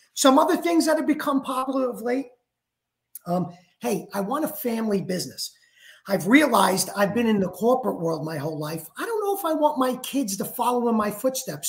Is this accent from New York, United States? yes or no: yes; New York, United States; now in Florida, United States; I am from New York